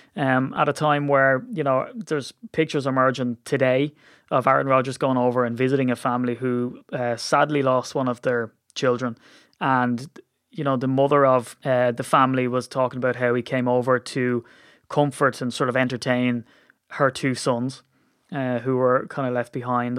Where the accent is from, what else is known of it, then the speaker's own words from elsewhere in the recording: Ireland; I'm Irish